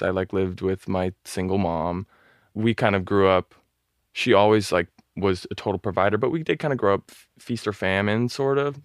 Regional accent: Newport Beach, California, United States; moved away as an adult; also born or lived in Los Angeles; I grew up in Orange County in Newport Beach

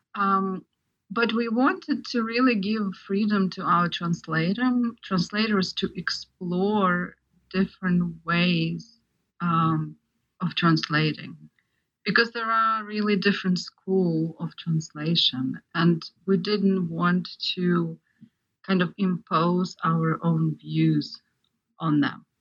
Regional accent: Ukraine; moved away; I grew up in Ukraine

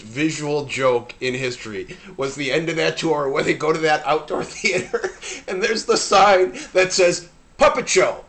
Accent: Chicago, Illinois, United States; we were growing up in Chicago

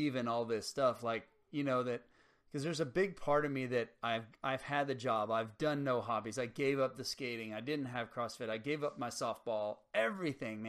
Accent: Harlingen, Texas, United States; also born or lived in Los Fresnos, Texas; I grew up in Harlingen and Los Fresnos, Texas

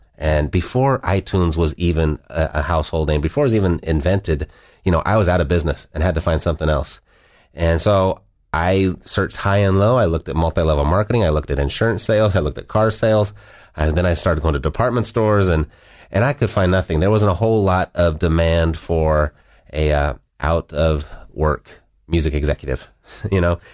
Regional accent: Southern California, United States; I was born and raised in Southern California

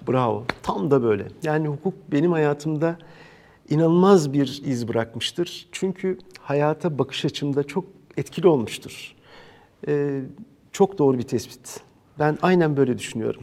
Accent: İzmir, Turkey; İzmirliyim ben

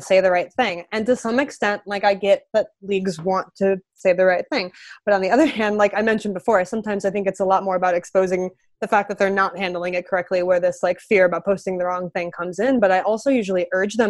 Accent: Midwest, United States; now in Los Angeles, United States; I'm from the Midwest, so like this doesn't look the same back home as it does out here now that I'm in Los Angeles

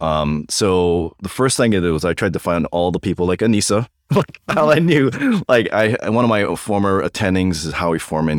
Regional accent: Hawaii, United States; moved away as an adult; also born or lived in North Carolina / Santa Monica; now in Loma Linda, United States; born and raised in Hawaii

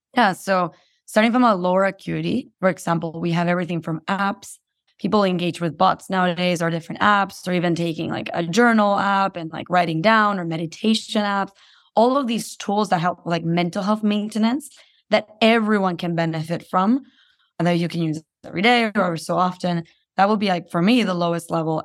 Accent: Guatemala; moved away as an adult; I was born and raised in Guatemala

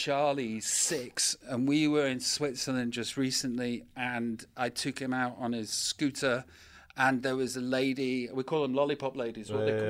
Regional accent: Stoke, West Midlands, United Kingdom; I'm from Stoke.

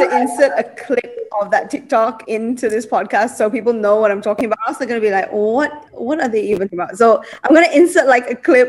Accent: Sabah, Malaysia; now in Kuala Lumpur, Malaysia; here in KL about the people from my hometown. Why do Sabahans speak so fast?

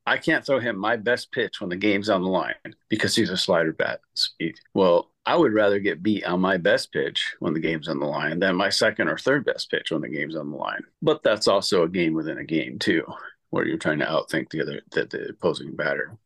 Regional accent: Massachusetts, United States; I was a born and bred Red Sox fan growing up in Massachusetts

